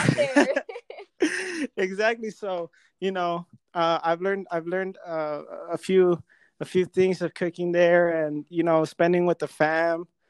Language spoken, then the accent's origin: English; California, United States; now in Las Vegas, United States; I'm from Cali